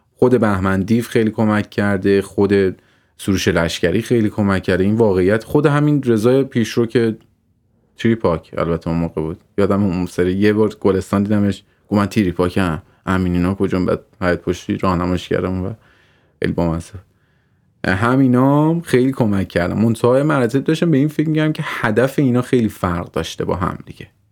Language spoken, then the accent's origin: Persian; Tehran, Tehran Province, Iran; also born or lived in Mazandaran; من مازندران به دنیا آمدم تهران بزرگ شدم تا 22 سالگی شهرک بودم